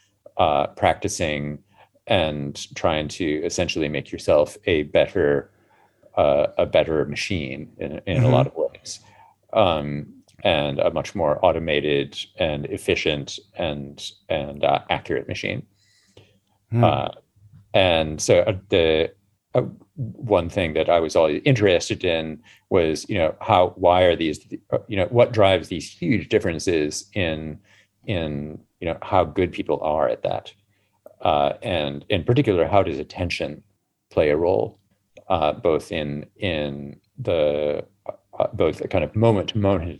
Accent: United States; now in London, United Kingdom; being American in the 80s

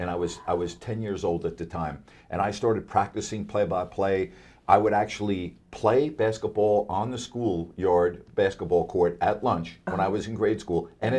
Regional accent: New York, United States; now in Sacramento, United States; I grew up in New York

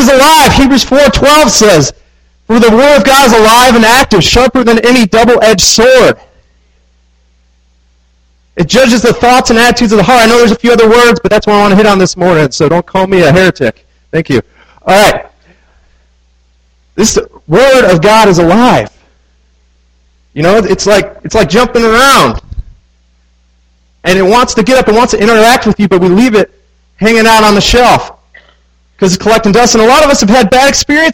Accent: Midwest, United States; now in Manassas, United States; I grew up in the Midwest.

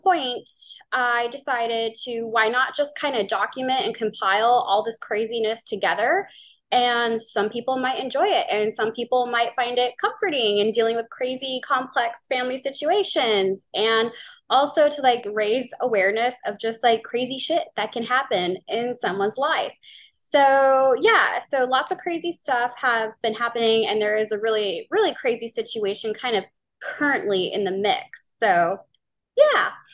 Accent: New Orleans, Louisiana, United States; now in Pacific Northwest, United States; I am from New Orleans, Louisiana, and I now live in the Pacific Northwest.

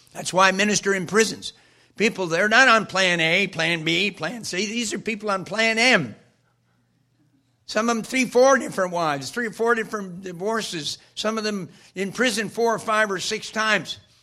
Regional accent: Wyckoff, New Jersey, United States; my hometown of Wyckoff, Cornerstone Church

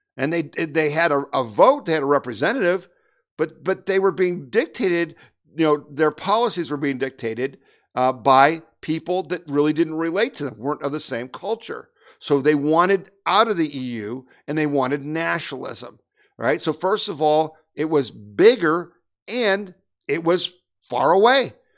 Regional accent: Erie, Pennsylvania, United States; now in Ohio, United States; I grew up in Erie, Pennsylvania.

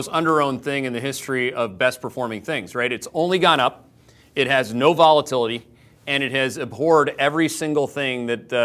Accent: Canada

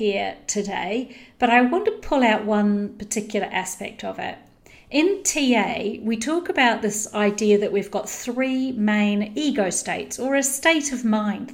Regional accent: New Zealand; I grew up in New Zealand

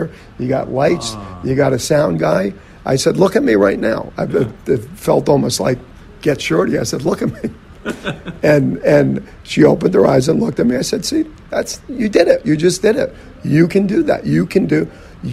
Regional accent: New Jersey, United States; we grew up in New Jersey and, you know, there was a lot of, you know, bigotry and stuff that went on in our neighborhood, blue collar

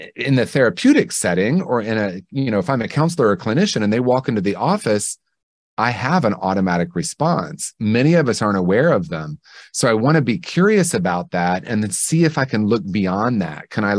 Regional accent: Indiana, United States; I grew up in Indiana in the 1970s, and we were swimming in racism, swimming in anti-Semitism, swimming in homophobia.

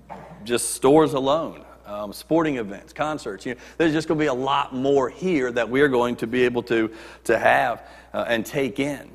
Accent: Virginia, United States; moved away as an adult; also born or lived in Puerto Rico; now in Chesterton, United States; the state of Virginia, which is where I grew up

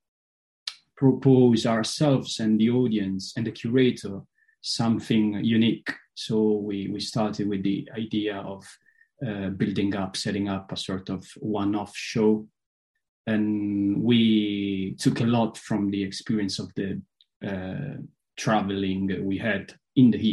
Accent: Potenza, Basilicata, Italy; my hometown, Potenza, is a very, very Scottish city

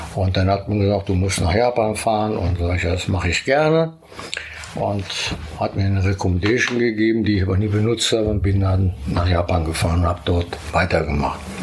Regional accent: Braunschweig, Lower Saxony, Germany; in Braunschweig, da wo ich herkomme

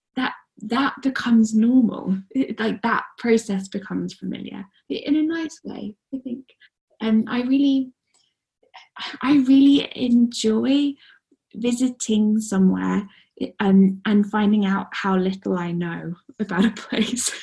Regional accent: Guernsey; moved away; I grew up mostly on the island of Guernsey, which is nine miles by seven.

